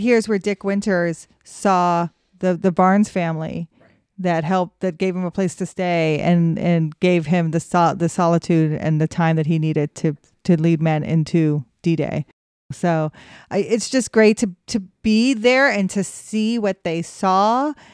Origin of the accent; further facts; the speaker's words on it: Cheyenne, Wyoming, United States; I grew up in Cheyenne, Wyoming